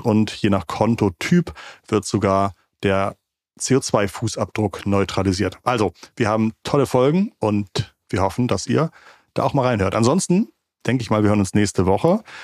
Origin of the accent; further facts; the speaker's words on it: Schleswig-Holstein, Germany; Ich komme aus Schleswig-Holstein, ich komme vom Dorf